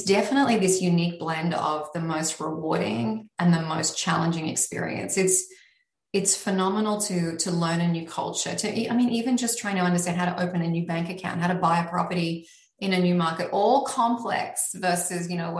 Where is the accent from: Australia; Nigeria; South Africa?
Australia; moved away as an adult; now in New York, United States; I am originally Australian. I am still Australian.